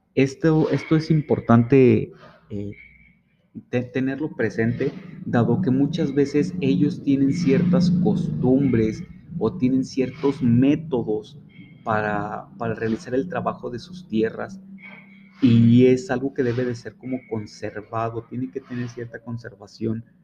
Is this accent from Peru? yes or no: no; Mexico; los derechos fundamentales que tenemos como mexicanos